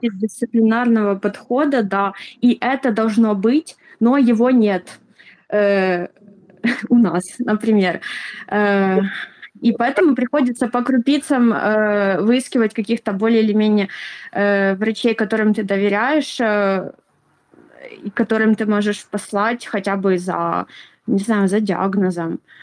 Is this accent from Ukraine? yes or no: yes; Ukraine; я из Украины